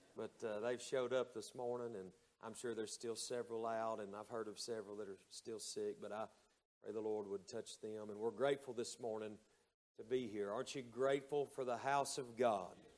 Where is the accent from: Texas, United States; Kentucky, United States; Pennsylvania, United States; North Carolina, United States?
North Carolina, United States; Hayesville; moved away; the church that I was raised in up in Hayesville, North Carolina